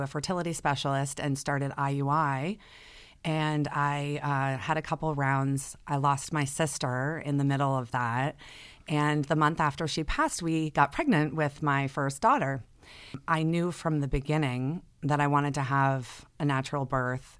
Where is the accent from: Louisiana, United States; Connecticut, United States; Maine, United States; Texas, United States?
Connecticut, United States; Fairfield County; I grew up in the Fairfield County area of Connecticut. I've been here my whole life